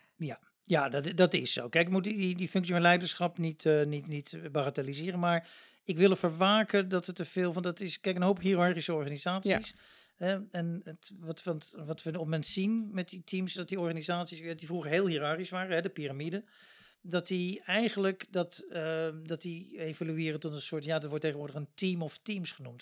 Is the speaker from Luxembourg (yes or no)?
yes; Luxembourg; now in Netherlands; Ik kom zelf uit Luxemburg